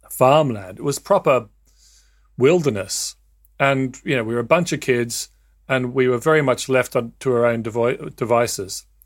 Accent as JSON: {"language": "English", "country": "Australia", "tie": "born or raised there", "said": "I'd love to talk to you about being in the Scouts and growing up in Australia, where rather than just going off into a farm somewhere, you'd actually go into the bush"}